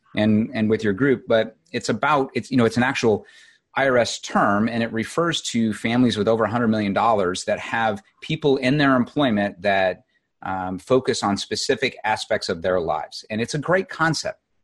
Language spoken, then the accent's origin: English; Southern Illinois, United States; moved away as an adult; I grew up in Illinois, um, Southern Illinois